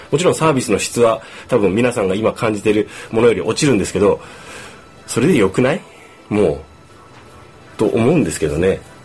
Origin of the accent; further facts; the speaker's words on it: Kumamoto, Japan; moved away as an adult; 地元の熊本を離れてですね、もう一年